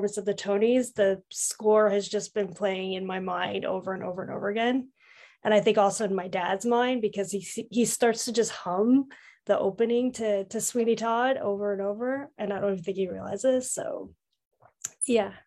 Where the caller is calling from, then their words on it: Toronto, Ontario, Canada; I am calling in from Toronto, Canada